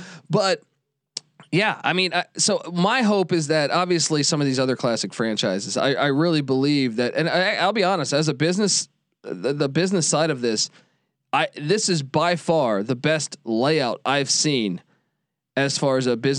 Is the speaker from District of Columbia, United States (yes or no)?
yes; Washington, District of Columbia, United States; I grew up in the Washington D.C. area.